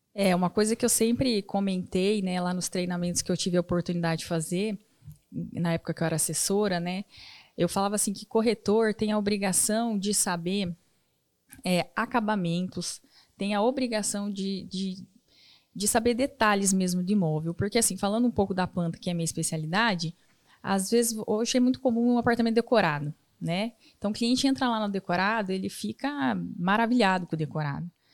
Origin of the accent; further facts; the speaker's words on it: Cascavel, Paraná, Brazil; moved away as an adult; now in Maringá, Brazil; Eu sou de Cascavel, nascida em Cascavel